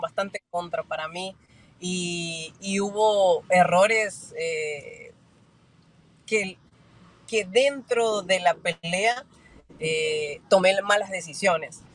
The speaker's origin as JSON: {"language": "Spanish", "country": "Argentina", "said": "todo el mundo sabe que soy argentina"}